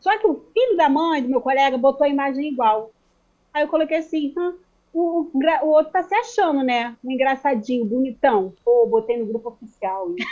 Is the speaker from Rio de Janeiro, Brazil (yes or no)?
yes; Rio de Janeiro, Brazil; a gente é do Rio